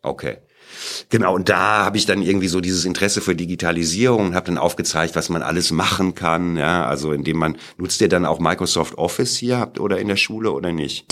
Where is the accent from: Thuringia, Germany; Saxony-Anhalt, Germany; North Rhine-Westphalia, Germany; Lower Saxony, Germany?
North Rhine-Westphalia, Germany; Sauerland; moved away as an adult; now in Munich, Germany; ich komme aus München, da wohne ich jetzt. Ja, bin aber im Sauerland geboren